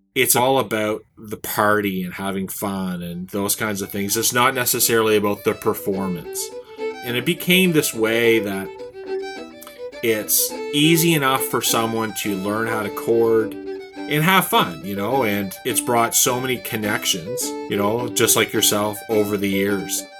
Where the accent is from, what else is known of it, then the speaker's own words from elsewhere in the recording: Saint John, New Brunswick, Canada; here in my hometown